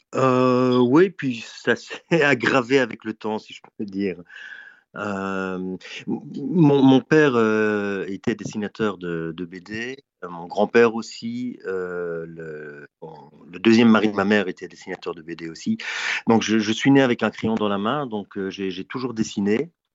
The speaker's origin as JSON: {"language": "French", "country": "Belgium", "tie": "born or raised there", "said": "c'est, le pays euh, où je suis né. Euh, après, je considère plutôt comme un citoyen du monde, mais il se trouve que géographiquement, je suis en Belgique"}